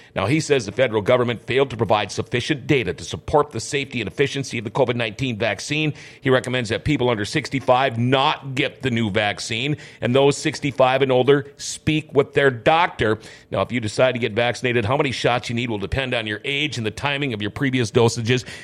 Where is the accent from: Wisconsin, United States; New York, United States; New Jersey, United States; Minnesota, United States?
Minnesota, United States; Thief River Falls; also born or lived in Crookston, Minnesota / California / North Dakota; the beginning of fifth grade, we packed up and moved, uh, back to her hometown in Thief River. And so I consider Thief River Falls to be my hometown